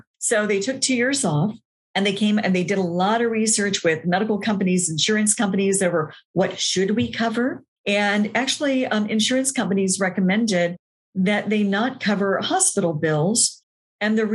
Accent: Nashville, Tennessee, United States; moved away as an adult; also born or lived in Atlanta, Georgia; decided to move from Atlanta back to my hometown of Nashville

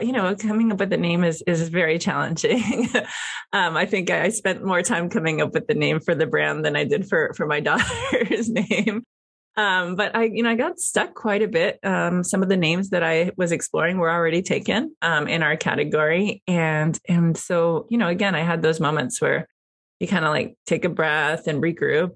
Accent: Miami, Florida, United States; moved away as an adult; also born or lived in New York City / California; now in Napa Valley, United States; I am a Cuban American. I grew up in Miami, Florida. I live in Napa Valley.

